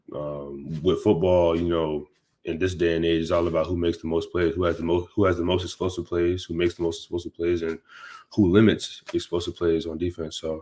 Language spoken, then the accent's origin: English; Florida, United States; moved away as an adult; now in Maryland, United States; I'm from Florida